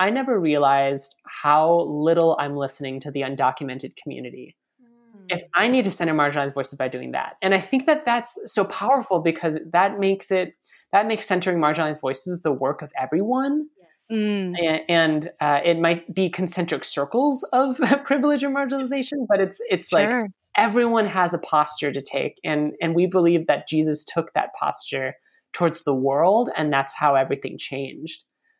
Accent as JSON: {"language": "English", "country": "United States", "said": "So I'm Asian American, and I think that over the past several years, there's been kind of this like awkward acknowledgement of like, yeah, Asians are like people of color"}